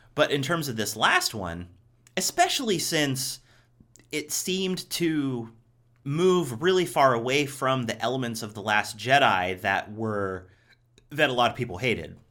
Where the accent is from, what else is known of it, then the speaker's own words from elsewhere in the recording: Ohio, United States; now in Los Angeles, United States; I grew up in Ohio, too